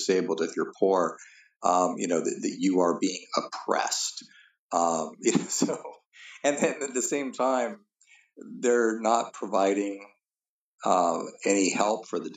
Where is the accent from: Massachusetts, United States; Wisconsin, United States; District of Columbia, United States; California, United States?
California, United States; Southern; also born or lived in Norway; I was born in California in 1961, pretty much lived my whole life in Southern California.